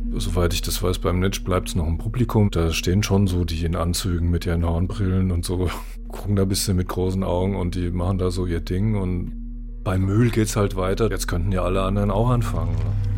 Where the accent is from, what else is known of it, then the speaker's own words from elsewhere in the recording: Frankfurt am Main, Hesse, Germany; Ich bin 61 geboren in Frankfurt am Main